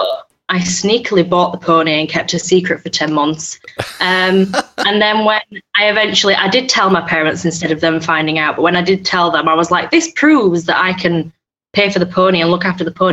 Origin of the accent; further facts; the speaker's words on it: Yorkshire and the Humber, United Kingdom; I'm from Yorkshire in England